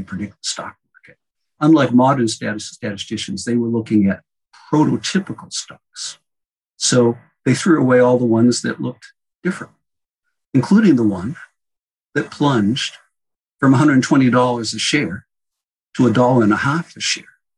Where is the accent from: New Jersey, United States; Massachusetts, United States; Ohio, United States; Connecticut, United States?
Massachusetts, United States; outside of Boston; I grew up outside of Boston